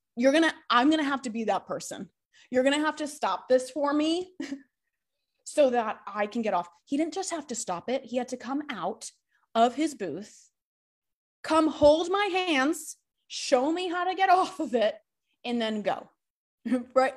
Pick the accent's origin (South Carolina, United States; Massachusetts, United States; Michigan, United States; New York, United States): Massachusetts, United States; I grew up in Massachusetts, super close to all these mountains in Vermont and New Hampshire.